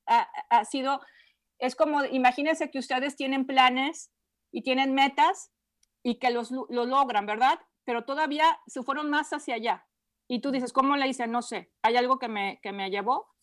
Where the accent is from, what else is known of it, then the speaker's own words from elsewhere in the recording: Guadalajara, Jalisco, Mexico; Soy de Guadalajara.